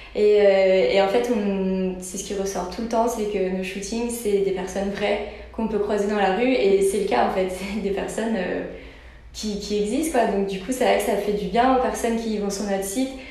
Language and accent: French; Brittany, France; on est breton